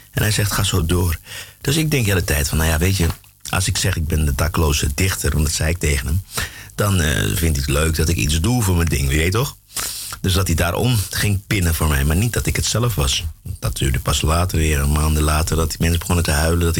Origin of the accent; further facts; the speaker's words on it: Klaaskreek, Brokopondo, Suriname; Ja, ik ben in Broekenpondel geboren. Maar Klaaskreek was mijn dorp.